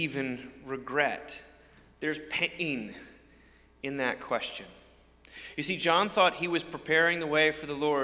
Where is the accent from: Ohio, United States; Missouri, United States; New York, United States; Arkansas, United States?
New York, United States; outside; I grew up outside New York amongst a group of people that were rooting for the winners